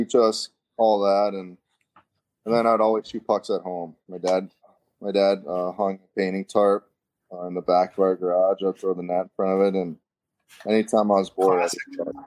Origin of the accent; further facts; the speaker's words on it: Burnsville, Minnesota, United States; growing up in Burnsville, there's this place across the parking lot from the arena